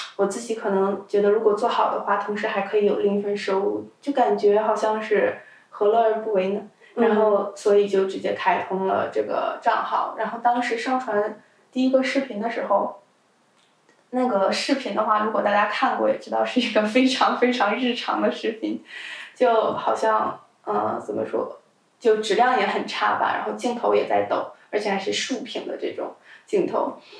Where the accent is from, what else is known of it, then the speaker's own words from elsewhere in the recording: China; first language Chinese; moved away; 当然也有可能因为我本身是中国人